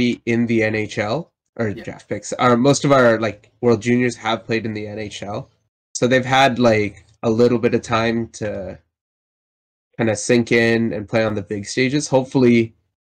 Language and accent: English; Calgary, Alberta, Canada; I grew up in Calgary